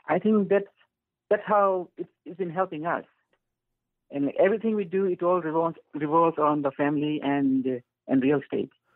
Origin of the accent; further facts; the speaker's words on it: Fiji; moved away as an adult; now in Canada; I am from Fiji